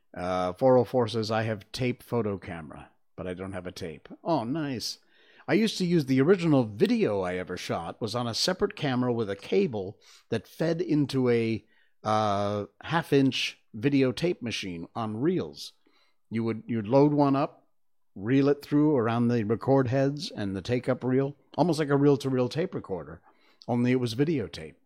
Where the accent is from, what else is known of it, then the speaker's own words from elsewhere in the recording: Cornwall, Connecticut, United States; moved away; I grew up in Cornwall, Connecticut, which is in the northwest corner of the state.